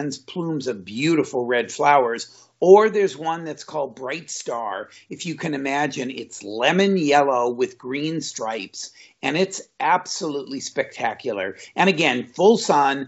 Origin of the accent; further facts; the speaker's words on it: Southern California, United States; Growing up in Southern California